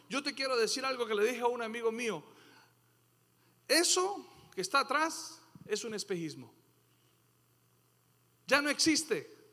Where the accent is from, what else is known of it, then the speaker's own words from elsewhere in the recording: Colombia; moved away; Después de tanto tiempo que yo me vine de Colombia y volví buscando eso que extrañaba, me encontré que eso ya no existía.